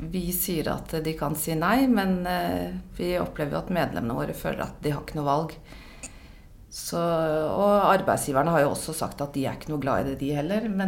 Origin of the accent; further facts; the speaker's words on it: Oslo, Norway; Jeg er fra Oslo, bor i Oslo. 54 år.